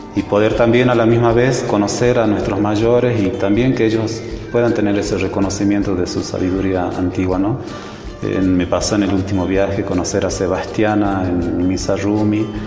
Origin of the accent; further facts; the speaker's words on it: Rumicruz, Jujuy, Argentina; Nací en Rumicruz. Rumicruz queda al este de Abrapampa, veinticinco kilómetros.